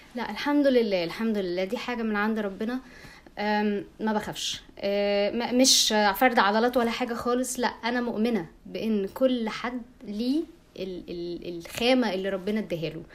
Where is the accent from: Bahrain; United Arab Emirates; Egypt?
Egypt; عندنا في مصر